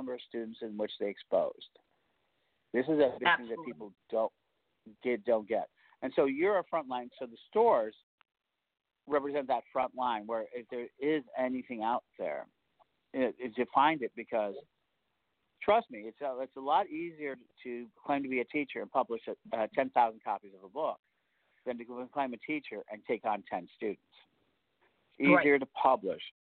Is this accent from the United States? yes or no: yes; Chicago, Illinois, United States; in Chicago, my hometown